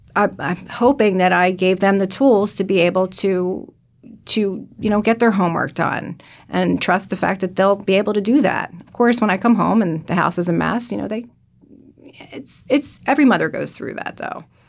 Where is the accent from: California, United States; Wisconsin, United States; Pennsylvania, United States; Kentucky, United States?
Pennsylvania, United States; Bucks County; moved away as an adult; now in New Jersey, United States; I'm originally from Bucks County